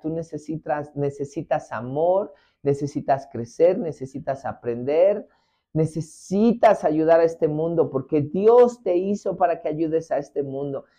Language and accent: Spanish; Mexico; moved away; en mi país, en México